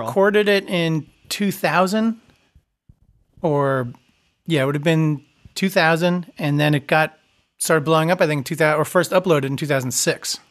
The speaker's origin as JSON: {"language": "English", "area": "Long Island", "region": "New York", "country": "United States", "tie": "born or raised there", "said": "I grew up on Long Island"}